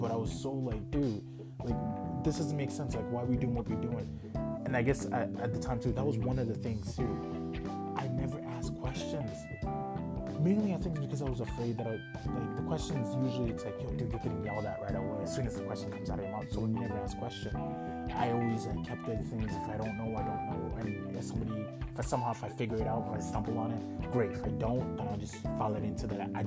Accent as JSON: {"language": "English", "town": "Calgary", "region": "Alberta", "country": "Canada", "tie": "born or raised there", "also_born_or_lived": "Ghana / Toronto", "second_language": "English", "said": "I was born in Ghana. Came to Canada, Calgary specifically. Well, we stopped in Toronto for a bit, but Calgary specifically. When I was 8"}